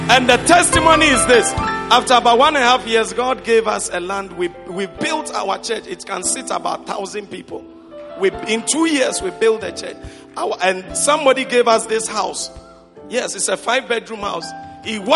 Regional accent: Konkonuru, Eastern Region, Ghana; moved away; My hometown is a place called Konkonuru

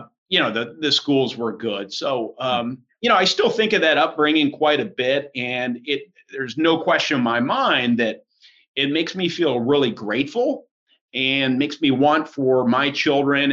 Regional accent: Carmel, Indiana, United States; also born or lived in Lancaster, Pennsylvania; we moved up to Carmel, and that was where I spent most of my childhood

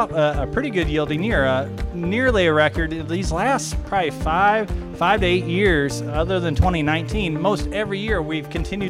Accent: Illinois, United States; moved away; I grew up in Illinois.

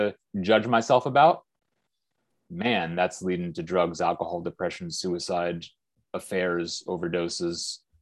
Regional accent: Bay Area, California, United States; we come from the Bay Area in California, we went to good schools

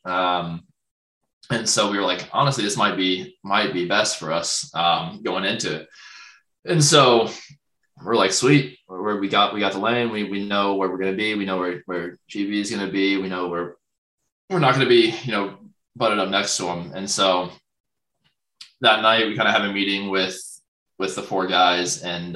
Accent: a small town in Ohio, United States; moved away; I go to my hometown, and it's like insane. I'm like from like a small town in Ohio

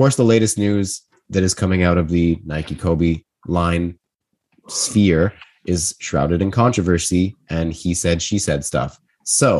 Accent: Toronto, Ontario, Canada; We're all from Toronto

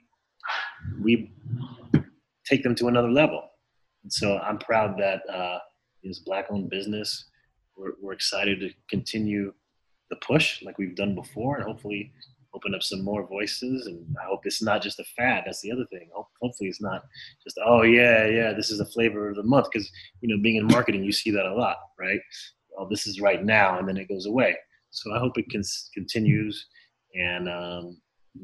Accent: Miami, Florida, United States; I grew up in Florida, in Miami, Florida

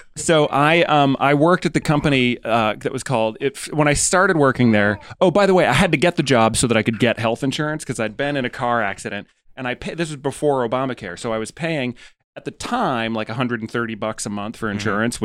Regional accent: United States; moved away as an adult; now in United Kingdom; I'm American

